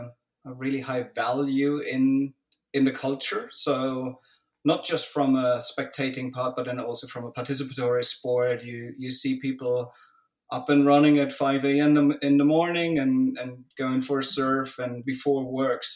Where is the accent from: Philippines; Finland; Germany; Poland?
Germany; moved away as an adult; I grew up in Germany. I spent most of my life, my youth there.